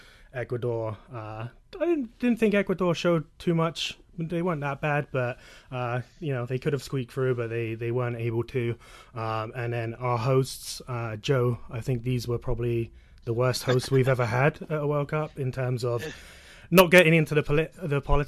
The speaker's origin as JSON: {"language": "English", "town": "Exeter", "region": "South West England", "country": "United Kingdom", "tie": "born or raised there", "said": "born and raised in Exeter in the southwest of England"}